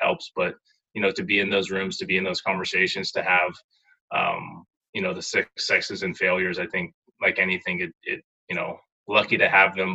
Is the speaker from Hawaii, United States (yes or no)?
yes; Kailua, Hawaii, United States; moved away; I grew up in Kailua, I took it back to the Kailua Rec Center where, you know, grew up playing basketball